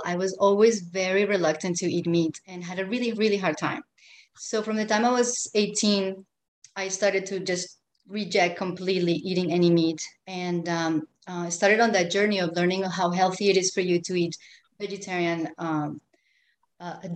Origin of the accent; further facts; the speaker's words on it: Colombia; moved away; I'm from Colombia, and I grew up with these textiles on everything